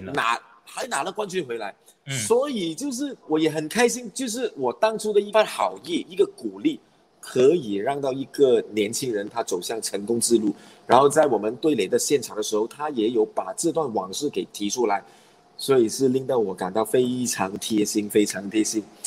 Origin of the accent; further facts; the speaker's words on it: Perak, Malaysia; 我们同样是来自霹雳州的